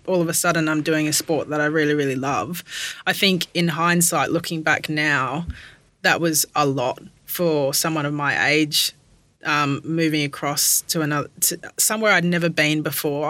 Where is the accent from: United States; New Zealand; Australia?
Australia; Perth, Western Australia; moved away as an adult; also born or lived in Brighton, England / Brisbane; now in Melbourne, Australia; born in the UK, moved to Perth when I was 7